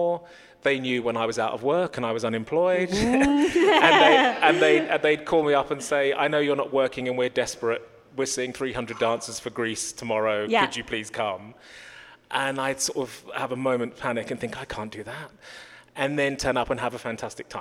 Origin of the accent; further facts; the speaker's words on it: London, United Kingdom; I'm from London